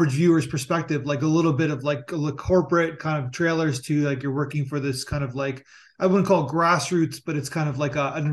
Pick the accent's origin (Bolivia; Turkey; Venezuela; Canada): Canada; also born or lived in Toronto; I'm Canadian and I live